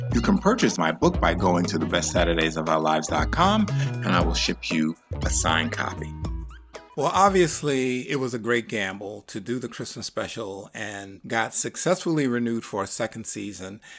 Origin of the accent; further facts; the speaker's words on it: New York, United States; growing up in New York